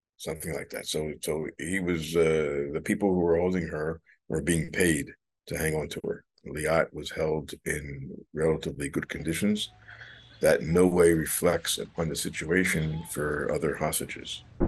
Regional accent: Metuchen, New Jersey, United States; moved away as an adult; now in Israel; I'm from New Jersey

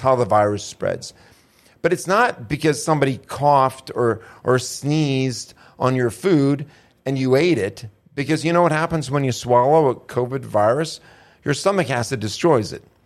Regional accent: United States; I'm an American

